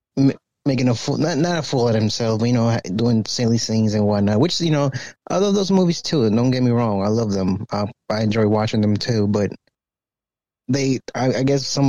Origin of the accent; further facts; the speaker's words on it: Texas, United States; I'm from Texas